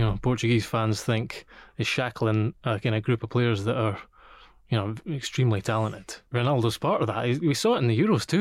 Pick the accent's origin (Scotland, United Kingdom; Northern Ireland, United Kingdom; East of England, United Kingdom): Scotland, United Kingdom; as a Scotsman